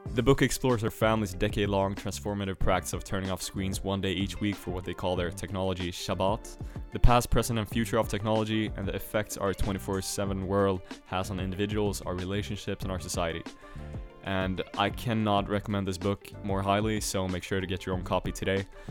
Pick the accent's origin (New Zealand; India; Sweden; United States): Sweden; moved away; my home country, Sweden